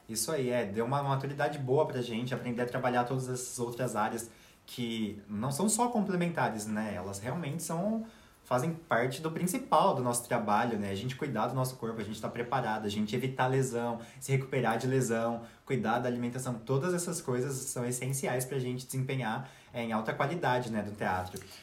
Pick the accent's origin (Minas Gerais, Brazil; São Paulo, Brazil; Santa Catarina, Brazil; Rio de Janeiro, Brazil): São Paulo, Brazil; now in Russia; eu sou de São Paulo